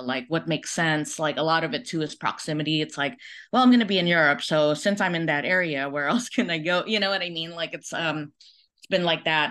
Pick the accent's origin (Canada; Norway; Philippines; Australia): Philippines; now in United States; I was born in the Philippines in, uh, nineteen seventy-four.